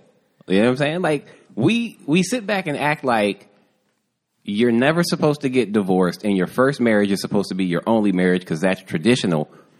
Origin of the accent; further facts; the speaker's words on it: the Bible Belt, United States; I'm from the Bible Belt